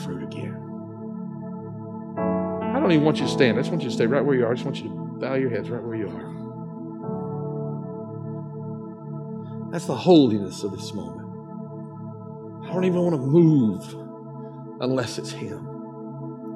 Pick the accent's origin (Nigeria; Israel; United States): United States; the South, Southern United States; accent: southern; my southern accent